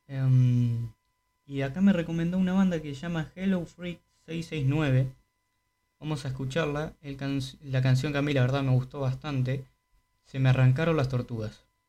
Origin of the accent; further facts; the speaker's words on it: Uruguay; acá como uruguayo